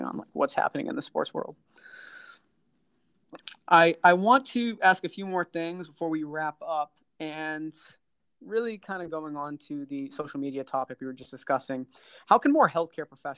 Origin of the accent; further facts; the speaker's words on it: Boston, Massachusetts, United States; I'm from Boston area